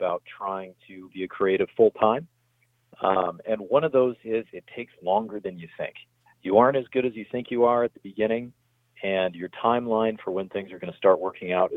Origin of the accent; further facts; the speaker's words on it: San Diego, California, United States; I'm from San Diego, California, like I said. I live here with my wife and son